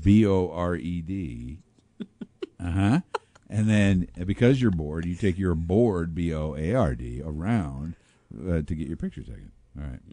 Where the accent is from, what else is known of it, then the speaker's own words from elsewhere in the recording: Pekin, Illinois, United States; I grew up in Pekin, Illinois